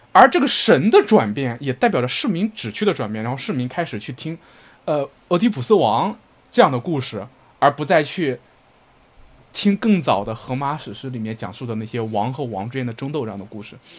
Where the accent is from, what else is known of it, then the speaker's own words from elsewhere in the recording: northern China, China; 我的老家，我们北方这种被孔子浸润的地方